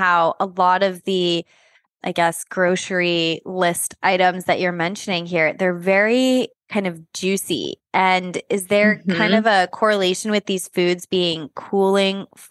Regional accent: East Coast, United States; I'm from the East Coast

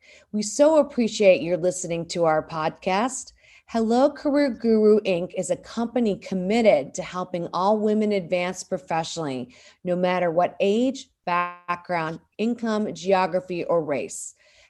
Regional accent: the South, United States; our background of growing up in the South.

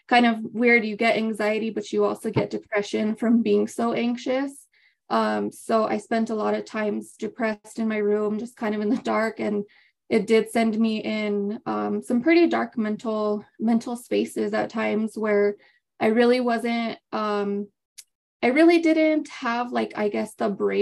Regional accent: Las Vegas, New Mexico, United States; now in Albuquerque, United States; I was born and raised in Las Vegas, New Mexico, but I currently reside in Albuquerque, New Mexico.

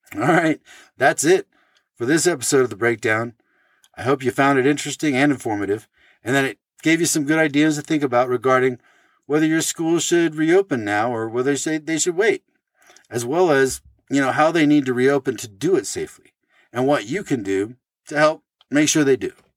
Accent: Oregon, United States; my home state of Oregon

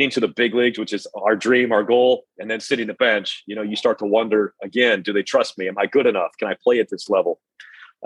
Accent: Salt Lake City, Utah, United States; moved away as an adult; also born or lived in Wichita, Kansas; I grew up in Salt Lake City, Utah

